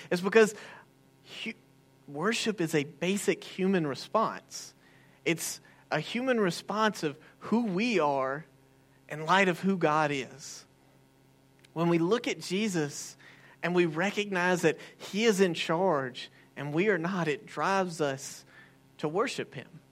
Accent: United States; I'm an American

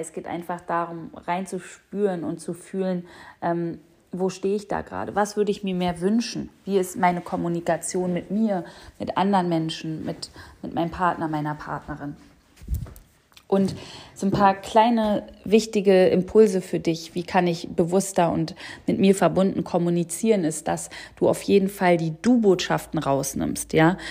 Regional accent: Berlin, Germany; ich komme aus Berlin

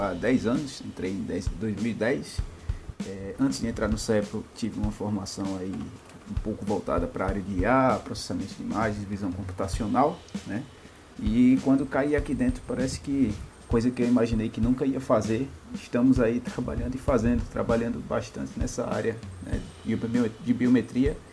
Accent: Recife, Pernambuco, Brazil; sou do Recife

